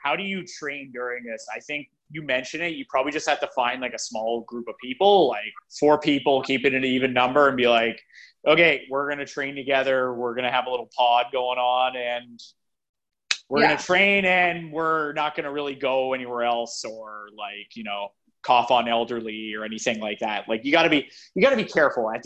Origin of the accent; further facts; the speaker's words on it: Brampton, Ontario, Canada; I am from Brampton